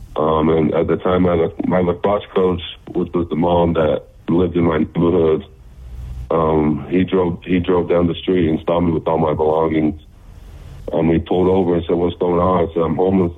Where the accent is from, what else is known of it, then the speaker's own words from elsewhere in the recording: the Bay Area, California, United States; moved away; also born or lived in Utah; I'm originally from California, the Bay Area. My family moved to Utah um, so we settled down there